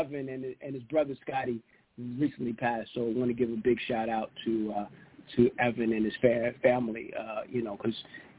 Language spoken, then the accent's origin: English; Bronx, New York, United States; I mean, you know, I grew up in the Bronx, and my dad, it's Mets and Jets.